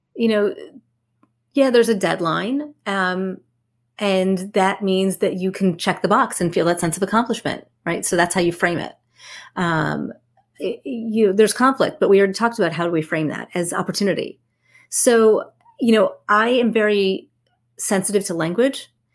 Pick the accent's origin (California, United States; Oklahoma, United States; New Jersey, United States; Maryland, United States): New Jersey, United States; I'm from Jersey